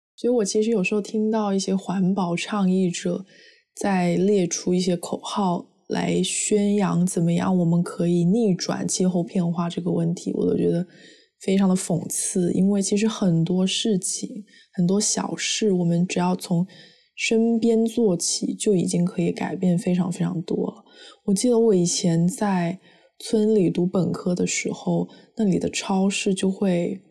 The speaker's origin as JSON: {"language": "Chinese", "country": "China", "tie": "born or raised there", "moved": "yes", "lives_now": "United States", "said": "我作为一个在中国长大的孩子，我一直学的就是要节约，不要浪费"}